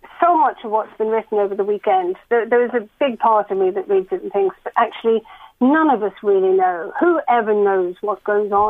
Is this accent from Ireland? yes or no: yes; Ireland; moved away; I was growing up on the Carrick Road